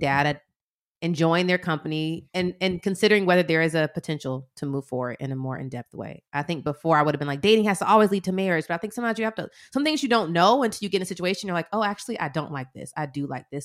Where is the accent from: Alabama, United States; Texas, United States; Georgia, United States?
Georgia, United States; Atlanta; we're from Atlanta